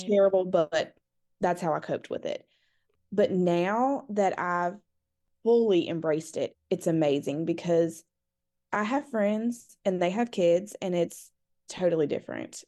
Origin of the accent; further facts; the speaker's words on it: North Carolina, United States; I'm from North Carolina